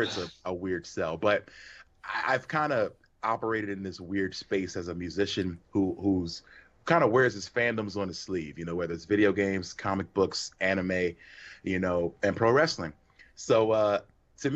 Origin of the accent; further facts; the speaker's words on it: Philadelphia, Pennsylvania, United States; I grew up in Philly, big WWF town